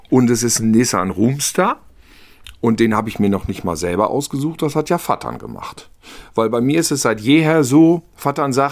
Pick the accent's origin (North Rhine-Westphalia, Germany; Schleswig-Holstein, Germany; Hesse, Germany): North Rhine-Westphalia, Germany; Und als Ostwestfale habe ich nicht dieses Köln-Düsseldorf-Problem.